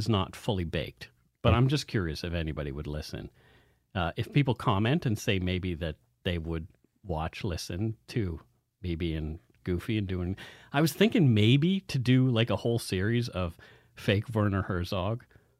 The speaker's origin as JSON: {"language": "English", "town": "Bridgewater", "region": "Nova Scotia", "country": "Canada", "tie": "born or raised there", "said": "The one from my hometown, Bridgewater"}